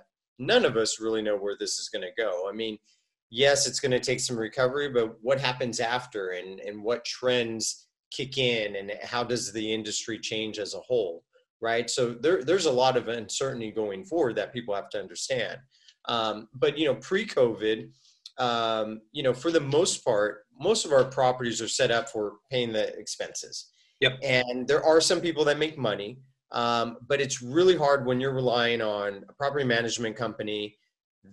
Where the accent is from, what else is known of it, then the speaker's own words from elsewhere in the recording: United States; I'm American